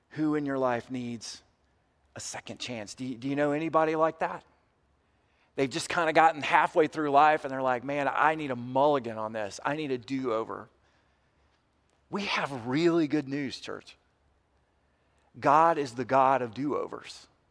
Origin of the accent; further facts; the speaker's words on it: United States; white American Christians